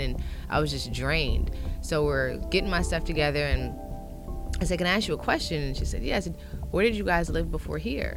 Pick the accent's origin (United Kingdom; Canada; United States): United States; Ohio; moved away; I'm from Ohio